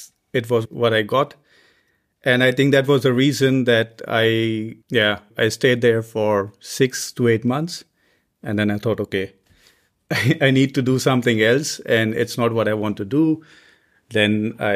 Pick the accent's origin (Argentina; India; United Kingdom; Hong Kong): India; moved away as an adult; also born or lived in Delhi / Ghaziabad; now in Germany; I come from India and I'm working here as a postdoc.